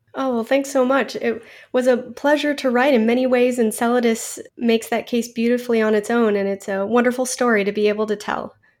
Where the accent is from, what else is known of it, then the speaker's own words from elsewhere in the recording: Florida, United States; I grew up in Florida